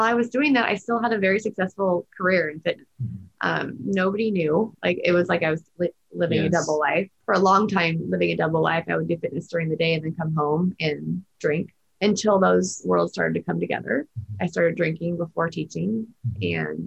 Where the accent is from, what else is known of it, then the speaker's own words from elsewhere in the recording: Huntington Beach, California, United States; I grew up in Orange County, Huntington Beach, in Newport Beach